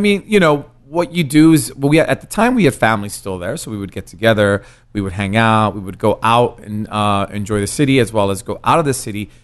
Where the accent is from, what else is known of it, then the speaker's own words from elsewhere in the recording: San Francisco, California, United States; English is a second language; moved away as an adult; also born or lived in Mexico; now in East Coast, United States; growing up in San Francisco